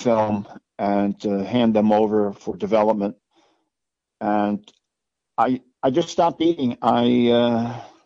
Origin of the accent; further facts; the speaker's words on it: Orange County, New York, United States; I grew up in Orange County, New York.